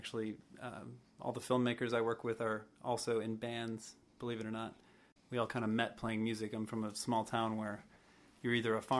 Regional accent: Michigan, United States; now in Austin, United States; I live in Austin, Texas, and have for the last 10 years, but I'm originally from Michigan.

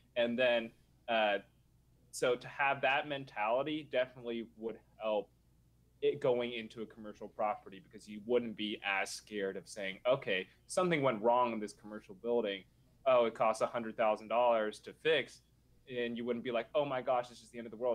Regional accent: Nashville, Tennessee, United States; I grew up in Nashville

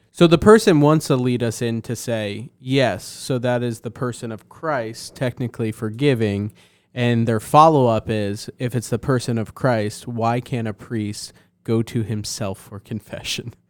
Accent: Northeast, United States; moved away; also born or lived in New Jersey; growing up in the Northeast

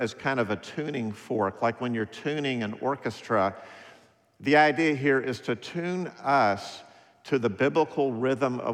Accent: United States; I'm an American

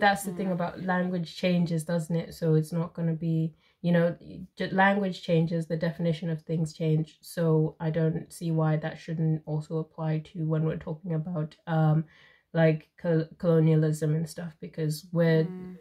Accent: Zimbabwe; moved away; I'm from Zimbabwe

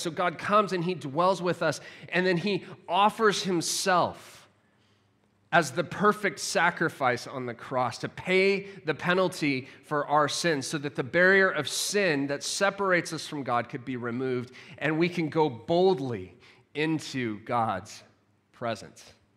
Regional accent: United States; moved away; as an American living abroad, my family's still in the U K, or s, in the U S

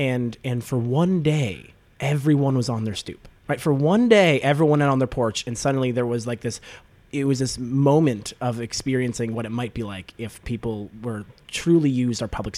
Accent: Toronto, Ontario, Canada; my growing up in Scarborough

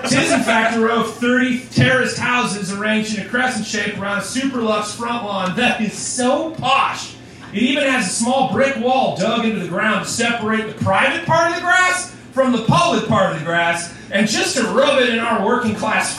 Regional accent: United States; I'm an American.

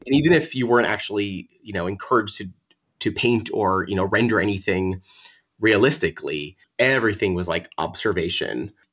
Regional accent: Long Island, New York, United States; also born or lived in Wassaic, Dutchess County, New York / Providence, Rhode Island; I grew up in Long Island, like an hour and a half from the city

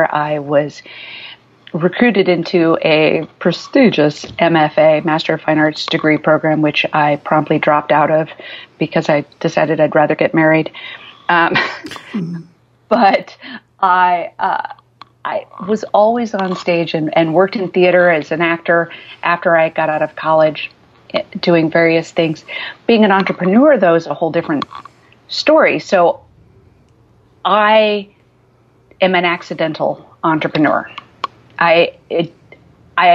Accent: Midwest, United States; also born or lived in Germany / Nebraska, United States / Illinois, United States; I was born abroad in Germany because my parents were stationed there, and then lived the first 12 years of my life in the Midwest, in Nebraska and southern Illinois

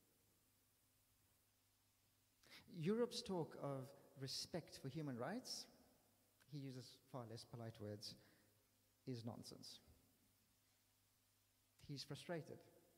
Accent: South Africa; now in London, United Kingdom; I'm from South Africa

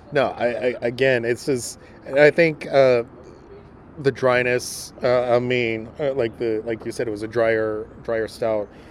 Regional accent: Mexico; moved away; I am from Mexico, and so that's why I I grew up on a lot

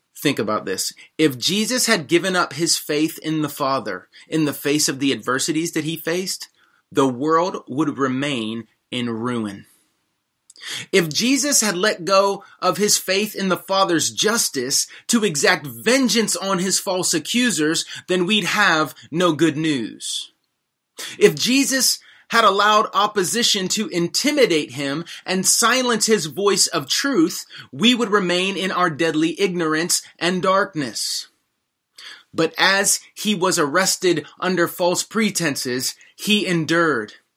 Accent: United States; also born or lived in Washington, D.C.; as American Christians

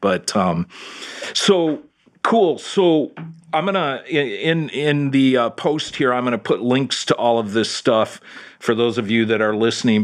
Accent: Detroit, Michigan, United States; now in Orlando, United States; back in my hometown up in Detroit

